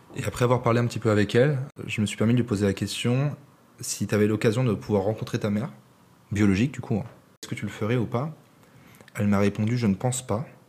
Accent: France; je suis français

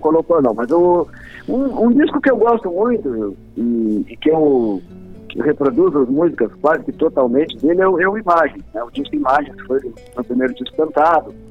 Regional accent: Lavras do Sul, Rio Grande do Sul, Brazil; moved away as an adult; also born or lived in Bagé; now in Porto Alegre, Brazil; Eu sou Bagente. Sou Bagente, Bagente e Lavrente, meio bem misturado, ah. assim, porque minha família é de Lavras do Sul, né? Ah, fui, fui criado em Lavras, nos campos lá de Lavras, no, no Santo Antônio

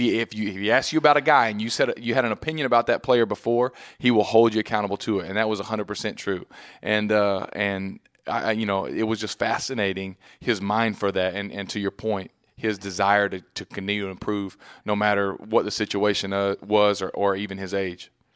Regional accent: Texas, United States; moved away as an adult; now in New York, United States; growing up in Texas

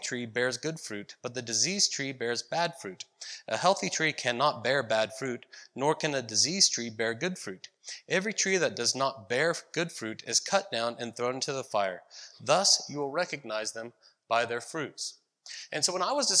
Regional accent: Ohio, United States; now in Visalia, United States; I grew up in Ohio, where our fruit trees were apple trees

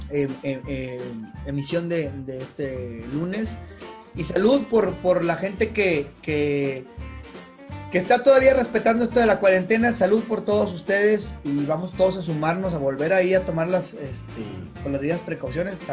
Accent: Northeast Mexico, Mexico; no es que yo no me sienta como mexicano o así, pero definitivamente las culturas como las tecas, eh, bueno, la maya ni se diga, que es muchísimo más del centro del país, pero pues las culturas mexicanas, las culturas así prehispánicas, no son de los norestenses, nos moleste no nos moleste

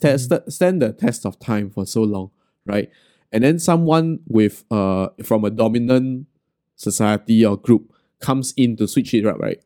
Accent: Singapore; as a Singaporean Chinese

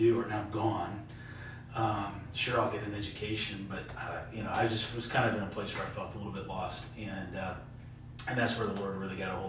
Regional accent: Kalamazoo, Michigan, United States; moved away; I'm originally from Southwest Michigan, Kalamazoo area

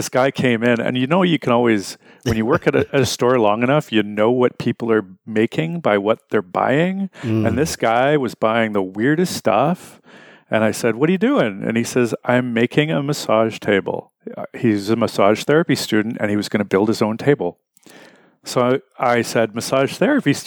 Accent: Winnipeg, Manitoba, Canada; I'm from Winnipeg

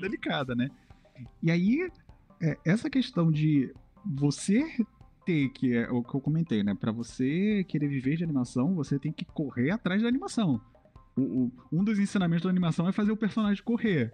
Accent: Southeast, Brazil; Eu sou do Sudeste

